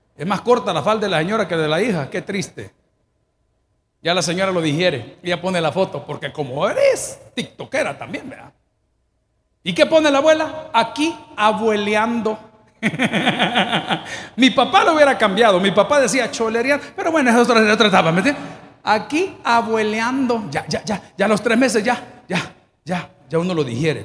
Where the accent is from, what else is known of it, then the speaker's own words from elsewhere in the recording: El Salvador; yo, como hombre salvadoreño, indio